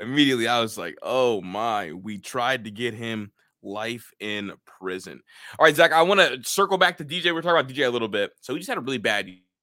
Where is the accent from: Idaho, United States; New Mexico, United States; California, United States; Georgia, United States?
Georgia, United States; Atlanta; I'm from Atlanta